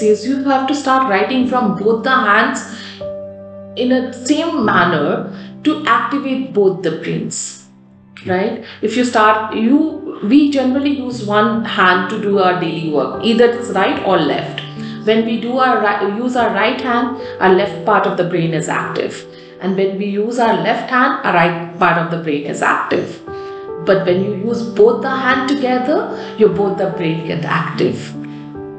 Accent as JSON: {"language": "English", "town": "Kolkata", "region": "West Bengal", "country": "India", "tie": "born or raised there", "also_born_or_lived": "Rampur, Uttar Pradesh", "said": "I was born in Rampur in Uttar Pradesh and brought up in a very artistic city called Kolkata"}